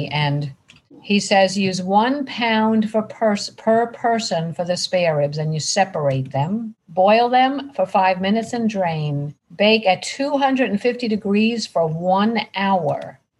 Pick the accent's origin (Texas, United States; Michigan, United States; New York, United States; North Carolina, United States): New York, United States; Long Island; now in Bradenton, United States